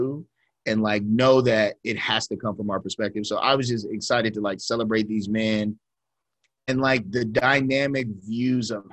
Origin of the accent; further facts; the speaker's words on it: Ohio, United States; we're from Ohio